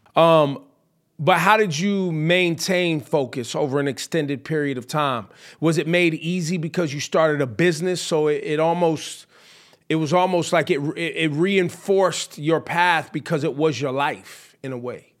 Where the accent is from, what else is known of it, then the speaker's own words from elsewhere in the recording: the Bay Area, California, United States; when I was growing up in the Bay